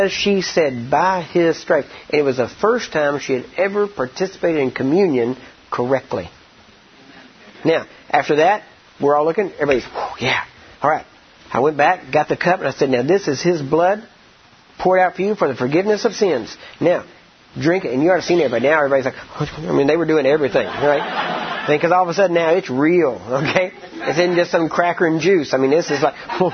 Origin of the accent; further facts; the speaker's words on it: Texas, United States; I'm from Texas and we know barbecue down there.